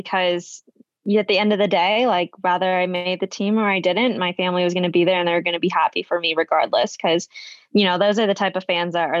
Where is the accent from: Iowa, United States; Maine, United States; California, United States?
Iowa, United States; growing up in Iowa and growing up with two parents that love running